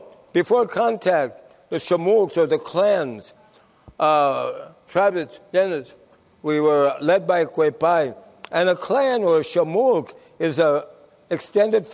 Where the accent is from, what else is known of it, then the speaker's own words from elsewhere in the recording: Santa Isabel Reservation, California, United States; I'm a Ipai Kumia from the Santa Isabel Reservation